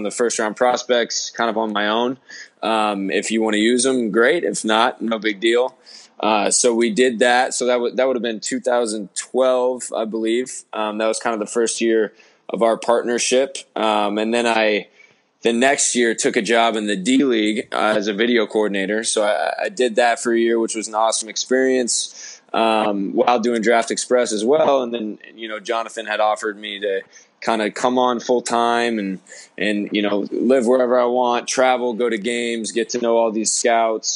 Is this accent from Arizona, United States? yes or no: yes; Arizona, United States; I'm from Arizona originally.